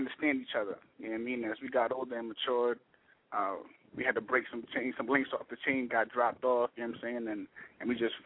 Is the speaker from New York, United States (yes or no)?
yes; New York City, New York, United States; I'm from Jackson Heights in Queens